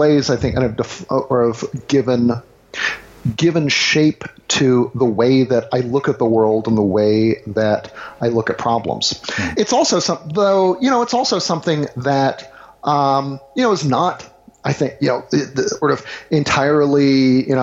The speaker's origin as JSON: {"language": "English", "region": "the South", "country": "United States", "tie": "born or raised there", "said": "growing up in the South, I was generally the only half Asian kid"}